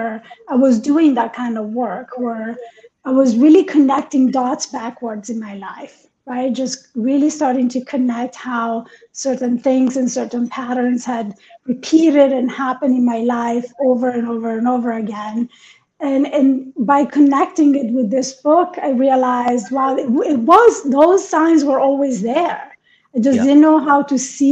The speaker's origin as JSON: {"language": "English", "country": "Italy", "tie": "born or raised there", "also_born_or_lived": "Iran / New York", "moved": "yes", "said": "I was born in Iran and I was raised in Italy."}